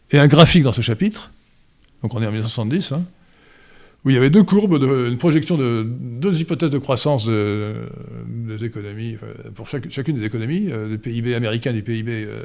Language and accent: French; France; Alors, en, Occident, chez nous en France, on a multiplié par 10 ou 20 les vrais chiffres du Covid